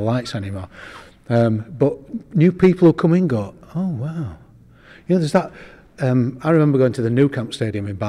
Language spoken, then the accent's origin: English; Yorkshire and the Humber, United Kingdom; when I was a kid, growing up in West Yorkshire